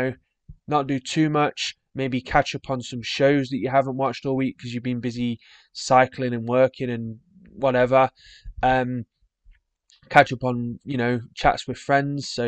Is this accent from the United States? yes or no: no; England, United Kingdom; being English